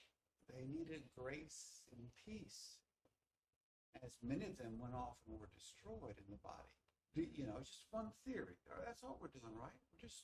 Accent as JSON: {"language": "English", "country": "United States", "said": "as an American"}